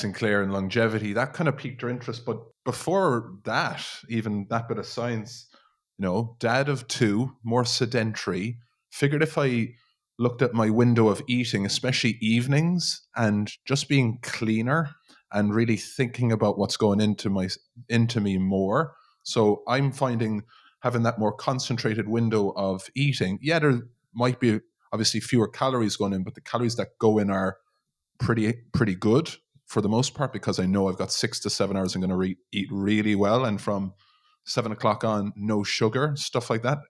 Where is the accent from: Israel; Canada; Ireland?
Ireland; us as Irish people